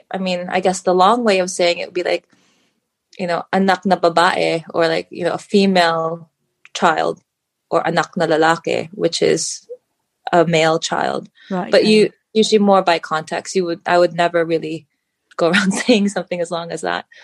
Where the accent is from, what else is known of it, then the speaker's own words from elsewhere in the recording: United States; born there; now in United Kingdom; I was born in the US, but we moved around a lot growing up as a kid. I've lived in a few different places, but because my family is Filipino